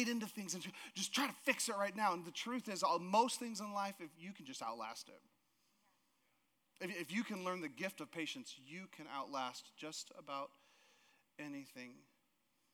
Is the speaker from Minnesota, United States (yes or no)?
no; Alaska, United States; moved away; I grew up in Alaska